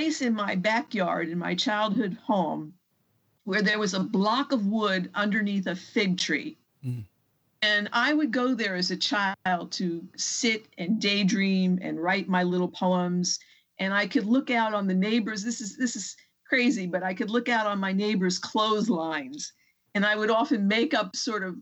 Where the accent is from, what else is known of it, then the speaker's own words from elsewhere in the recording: Bayonne, New Jersey, United States; now in Atchison, United States; I grew up actually in Bayonne, New Jersey, which is just on the other side of New York Bay